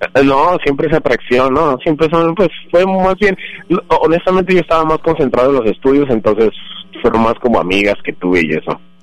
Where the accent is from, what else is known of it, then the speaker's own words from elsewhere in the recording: Bogotá, Colombia; now in Los Angeles, United States; Yo nací en la capital de Colombia, que es Bogotá